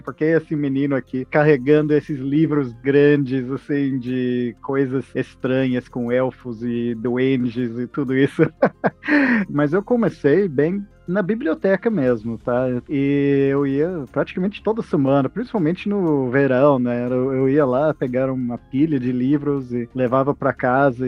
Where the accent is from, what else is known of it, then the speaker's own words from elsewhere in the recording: Texas, United States; Portuguese is a second language; now in Brazil; Eu sou dos Estados Unidos originalmente, do Texas